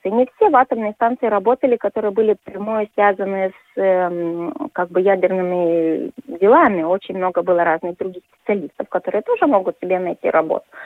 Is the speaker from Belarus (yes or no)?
no; Lithuania; Russian is a second language; Мне сначала, когда вот я, литовка, приехала в такой город, было чуть-чуть э, ну, как бы некомфортно, потому что везде вот этот русский язык, а я как бы к нему так сильно не привыкла.